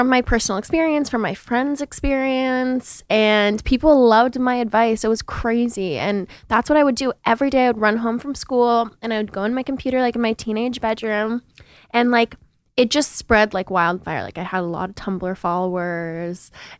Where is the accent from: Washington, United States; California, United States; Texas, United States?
Washington, United States; Seattle; moved away as an adult; now in New York, United States; So I'm from Seattle, Washington, and I've been living in New York for the last 9 years.